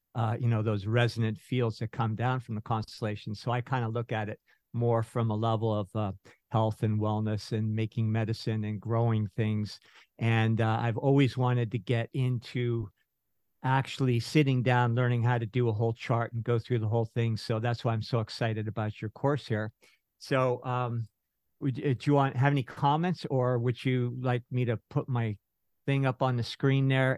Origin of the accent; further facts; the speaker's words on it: San Francisco, California, United States; I was born in San Francisco. My, uh, folks were, um, immigrants, so I was born in Little Italy in North Beach